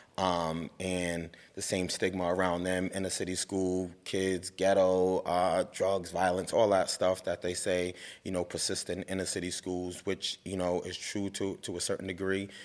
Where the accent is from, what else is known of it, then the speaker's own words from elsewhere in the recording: Providence, Rhode Island, United States; growing up in Providence, you know, I went to Nathan Bishop Middle School